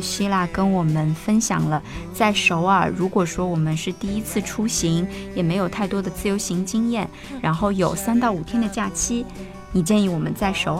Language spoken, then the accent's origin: Chinese; southern China, China; 因为我是南方人嘛